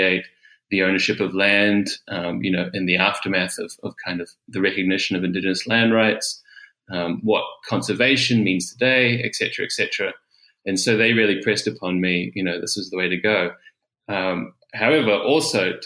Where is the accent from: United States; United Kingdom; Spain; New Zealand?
New Zealand; moved away as an adult; also born or lived in Auckland, New Zealand; now in Melbourne, Australia; I'm from Aotearoa, New Zealand